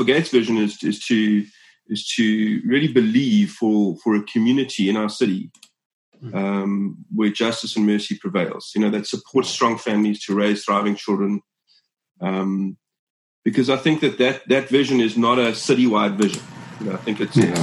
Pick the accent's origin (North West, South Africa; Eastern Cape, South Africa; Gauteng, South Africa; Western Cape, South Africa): Western Cape, South Africa; Cape Town; I was born here in Cape Town